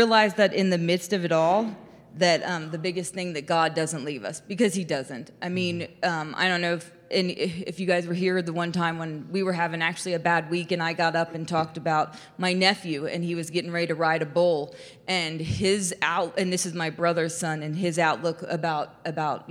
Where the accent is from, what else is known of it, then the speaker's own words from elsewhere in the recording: Xenia, Ohio, United States; I'm from Xenia